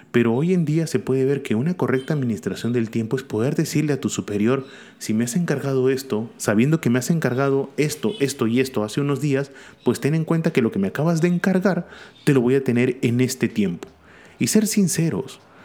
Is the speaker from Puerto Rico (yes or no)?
no; Peru; Acá en Perú, y hablo como peruano